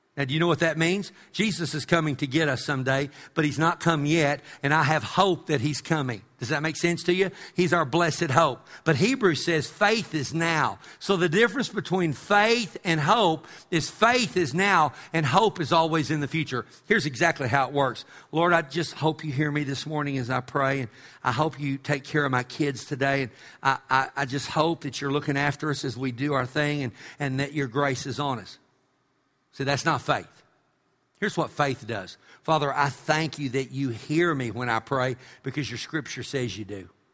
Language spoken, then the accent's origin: English; Amarillo, Texas, United States; when I was a kid growing up in Amarillo